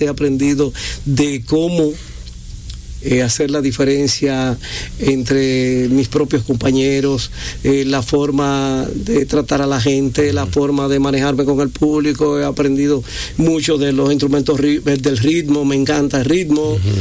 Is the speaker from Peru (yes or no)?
no; Hato Mayor del Rey, Hato Mayor, Dominican Republic; Soy de Atomayor, de la ciudad cítrica, el centro del este.